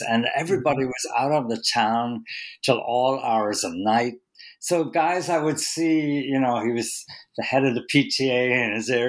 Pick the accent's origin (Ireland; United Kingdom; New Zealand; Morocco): Ireland; now in New York, United States; When I came to the city from Ireland, you know, I lived on the Lower East Side